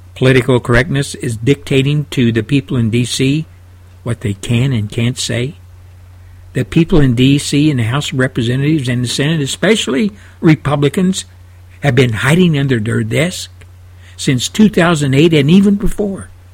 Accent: United States; as an American citizen

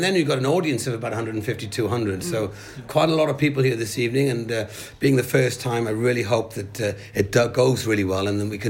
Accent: Wales, United Kingdom

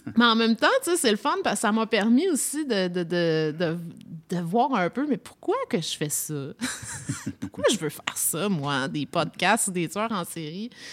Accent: Toronto, Ontario, Canada; moved away; j'ai grandi euh, à Toronto

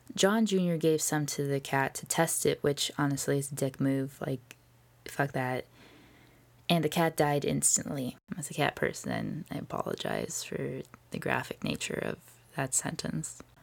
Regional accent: Orange County, California, United States; I'm from Orange County

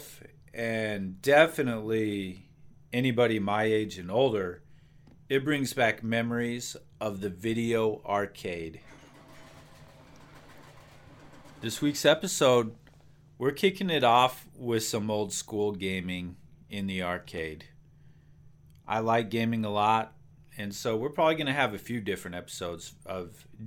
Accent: Gering, Nebraska, United States; also born or lived in Laramie, Wyoming; we moved away from Laramie, we moved to a small town called Gearing, Nebraska

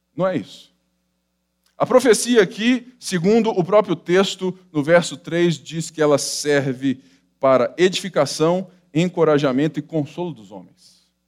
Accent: Brazil; nós somos brasileiros, né, latinos, sensitivos

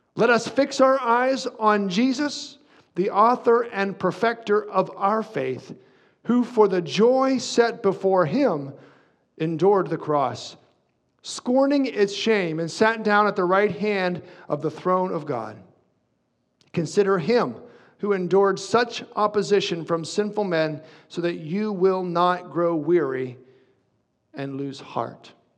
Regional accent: near Windber, Pennsylvania, United States; a town near my hometown called Winber

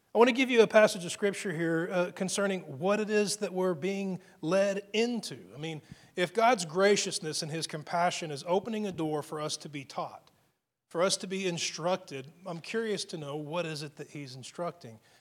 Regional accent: United States; as an American

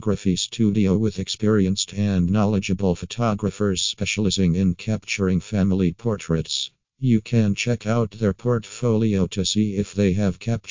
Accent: Singapore; from Singapore

